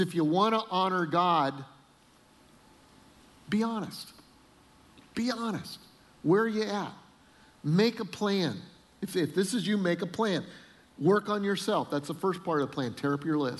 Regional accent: Colorado, United States; We grew up in Colorado

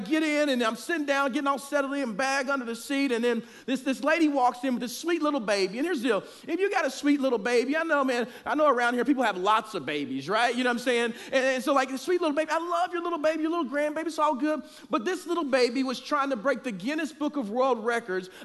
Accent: Oklahoma City, Oklahoma, United States; I am from Oklahoma City

